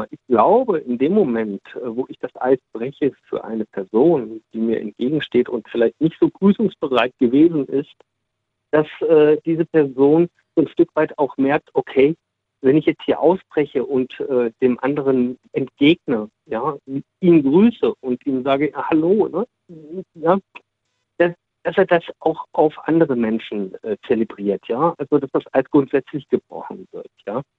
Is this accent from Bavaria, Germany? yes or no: no; Essen, North Rhine-Westphalia, Germany; ich sage ja, ich komme aus Essen ja, und äh, bin jetzt hier gerade an der Mosel.